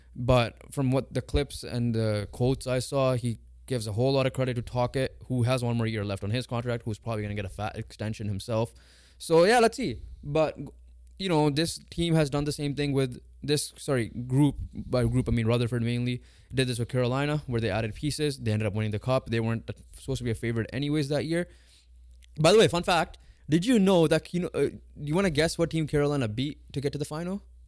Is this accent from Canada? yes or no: yes; Canada; we're Canadian